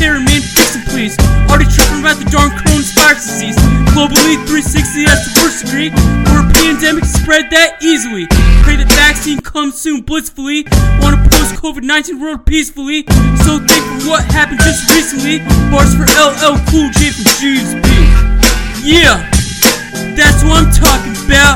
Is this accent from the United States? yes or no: yes; Great Falls, Virginia, United States; Great Falls, Virginia, my hometown